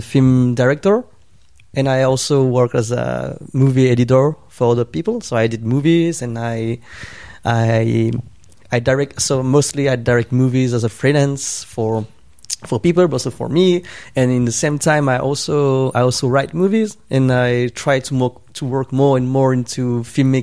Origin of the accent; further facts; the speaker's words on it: Switzerland; moved away; also born or lived in Hong Kong; I grew up in Switzerland in a Vietnamese family, you know, immigrant family